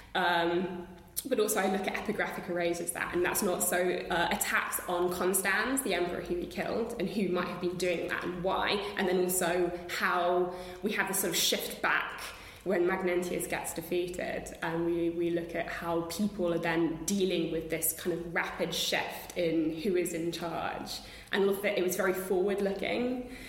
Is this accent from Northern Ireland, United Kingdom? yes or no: no; London, United Kingdom; growing up in London with the British Museum and walking through those those galleries